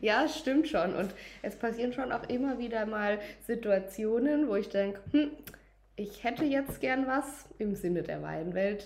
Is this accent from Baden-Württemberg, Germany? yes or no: yes; Durbach, Baden-Württemberg, Germany; wir haben aus jedem Anbaugebiet 100 Liter Riesling nach Durbach in meine Heimat gebracht